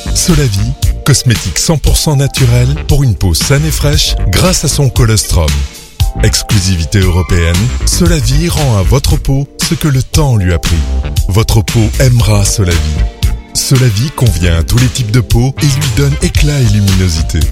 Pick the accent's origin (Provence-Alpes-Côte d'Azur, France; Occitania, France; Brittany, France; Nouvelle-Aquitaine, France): Brittany, France; Rennes; moved away; En Bretagne, à Rennes. voilà, la Bretagne quoi.